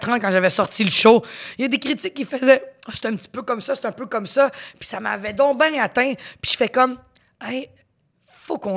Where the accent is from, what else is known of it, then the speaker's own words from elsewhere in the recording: Quebec, Canada; accent: Quebec French; mon accent, quand même, c'est pas un accent québécois très prononcé, fait que je me, je m'adapte très bien.